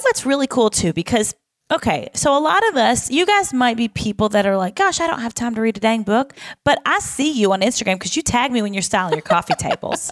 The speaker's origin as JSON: {"language": "English", "region": "the South", "country": "United States", "said": "I am also from the South"}